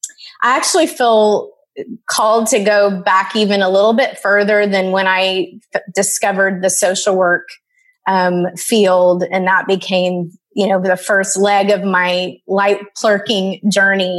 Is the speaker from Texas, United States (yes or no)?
yes; Dallas, Texas, United States; I grew up in Dallas, Texas.